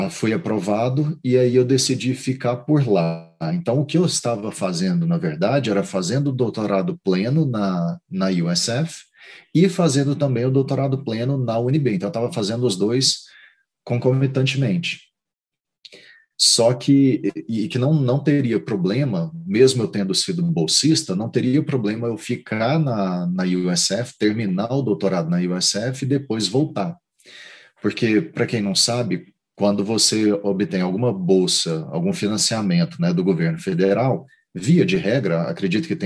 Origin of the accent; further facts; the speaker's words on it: Goiânia, Goiás, Brazil; moved away as an adult; now in Tallahassee, United States; Eu sou, eu sou de Goiânia.